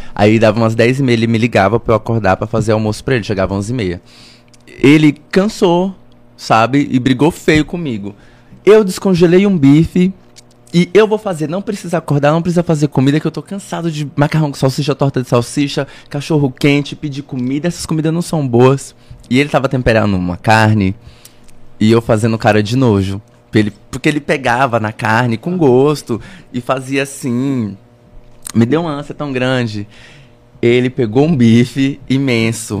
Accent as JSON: {"language": "Portuguese", "town": "Tesouro", "region": "Mato Grosso", "country": "Brazil", "said": "lá na minha cidade em Tesouro"}